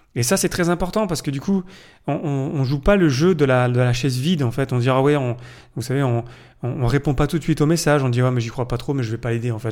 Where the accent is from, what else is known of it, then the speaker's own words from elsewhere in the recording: France; je suis français